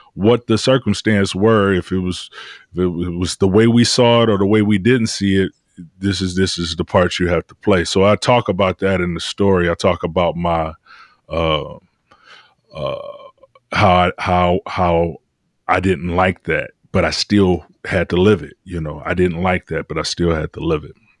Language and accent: English; Detroit, Michigan, United States; I'm from Detroit